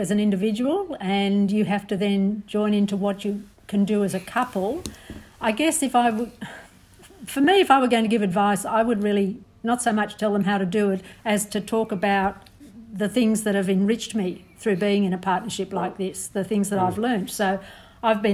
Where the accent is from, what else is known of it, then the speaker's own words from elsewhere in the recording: Sydney, New South Wales, Australia; moved away as an adult; I grew up on the Northern Beaches and I was going to stay there